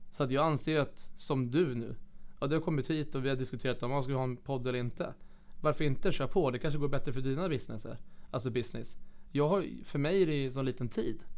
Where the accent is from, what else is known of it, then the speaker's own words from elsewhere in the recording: Flemingsberg, Stockholm County, Sweden; moved away; also born or lived in Kalix / Piteå; jag ska börja spela hockey hemma i Flemingsberg, division 4.